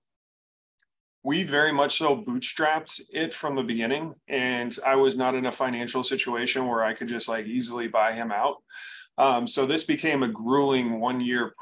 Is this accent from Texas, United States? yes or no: no; Bay Area, California, United States; moved away as an adult; now in Arizona, United States; I was born and raised in the Bay Area